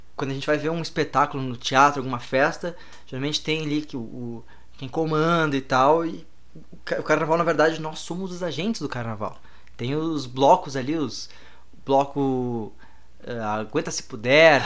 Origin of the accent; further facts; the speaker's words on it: Brazil; eu era do Brasil